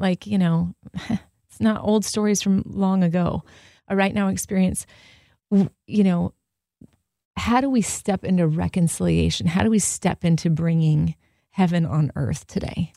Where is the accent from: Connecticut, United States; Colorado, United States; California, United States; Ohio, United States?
California, United States; Southern; I grew up in Southern California with diversity